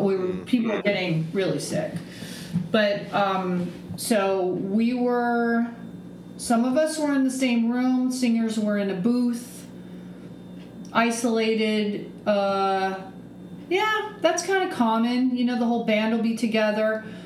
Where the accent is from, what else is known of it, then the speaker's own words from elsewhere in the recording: Aptos, California, United States; Yeah, I'm from Santa Cruz, California. {S1} Okay. {S2} From a little town called Aptos.